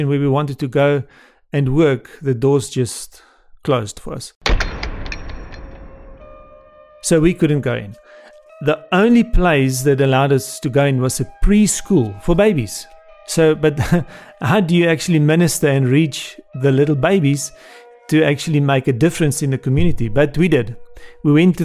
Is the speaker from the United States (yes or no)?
no; South Africa; I'm from South Africa